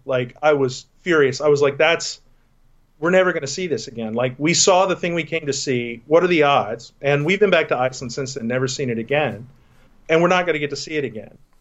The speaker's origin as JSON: {"language": "English", "region": "Texas", "country": "United States", "tie": "born or raised there", "moved": "yes", "said": "I grew up in Texas"}